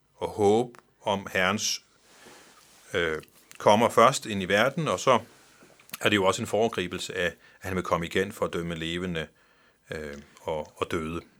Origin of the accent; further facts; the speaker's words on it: Faroe Islands; kommer jeg fra Færøerne